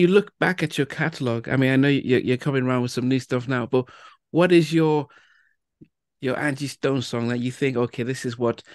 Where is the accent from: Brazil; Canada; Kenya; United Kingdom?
United Kingdom; England; moved away; also born or lived in United States; I'm Nigerian heritage. I was born in England. I went to college in the US